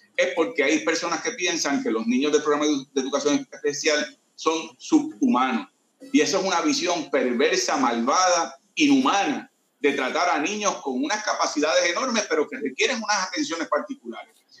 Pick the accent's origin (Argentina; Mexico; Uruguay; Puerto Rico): Puerto Rico; Caguas; Yo soy de Condado Moderno en Caguas y ahí crecí